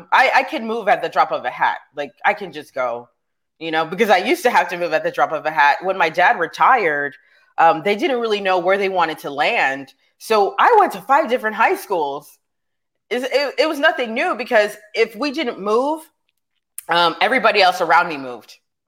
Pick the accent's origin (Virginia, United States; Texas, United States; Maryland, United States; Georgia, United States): Georgia, United States; Fort Stewart; born there; also born or lived in Germany / New York; I was born in Fort Stewart, Georgia, but I couldn't have been there more than maybe nine months.